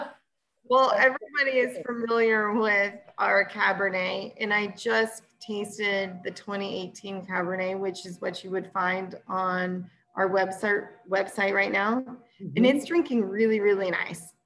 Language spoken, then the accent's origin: English; Temecula, California, United States; also born or lived in Napa / Bay Area; now in Paso Robles, United States; I grew up in Temecula, which before it was had wine in it, used to be horses and citrus